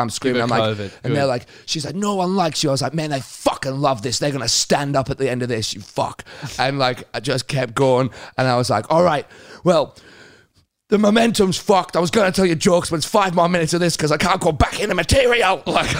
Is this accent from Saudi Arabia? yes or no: no; United Kingdom; moved away; because I'm British